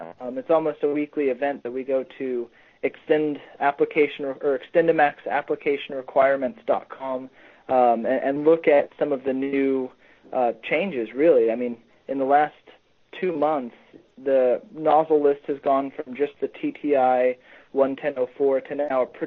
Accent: Norman, Oklahoma, United States; moved away as an adult; also born or lived in Nebraska / Queensland, Australia; now in Missouri, United States; I grew up in Norman, Oklahoma

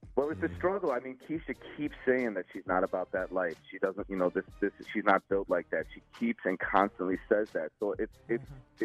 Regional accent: Chicago, Illinois, United States; I grew up in Chicago

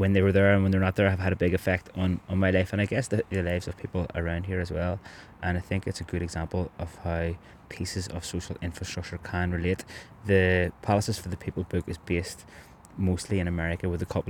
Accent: Belfast, Northern Ireland, United Kingdom; now in Cork, Ireland; the house that me and both my brothers grew up in Andytown

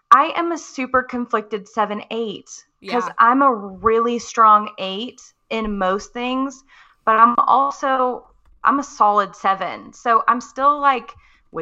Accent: Texas, United States; moved away as an adult; now in Missouri, United States; I am a Texas girl living in the Midwest. I was born and raised in Texas

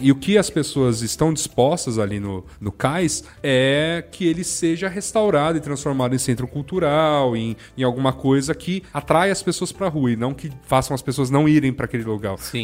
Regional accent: São Paulo, Brazil; eu sou aqui de São Paulo

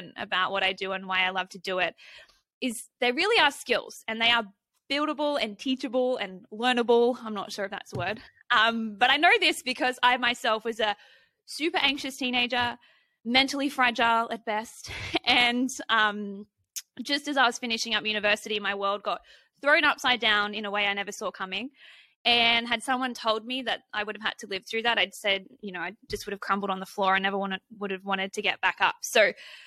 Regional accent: Australia; as an Aussie

